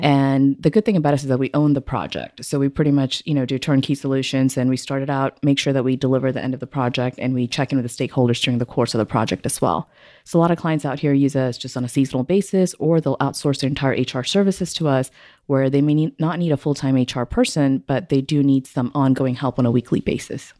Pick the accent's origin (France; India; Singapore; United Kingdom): Singapore; also born or lived in Houston, Texas; now in Midland, United States; I was born and raised in Singapore